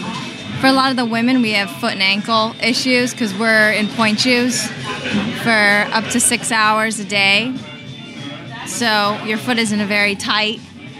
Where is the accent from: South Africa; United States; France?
United States; Silver Spring, Maryland; also born or lived in New York City; now in Philadelphia, United States; I'm actually from Silver Spring, Maryland. Started my ballet training there. Then I moved to New York City, School of American Ballet. And from there, I did an open audition and got a job here. So I've been here for almost 10 years now.